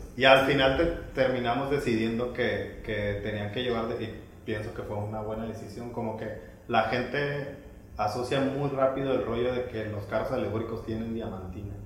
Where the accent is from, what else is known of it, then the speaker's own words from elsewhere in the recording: Mazatlán, Sinaloa, Mexico; moved away; muy mazatleco, muy sinaloense, ya sabes, como, como muy neto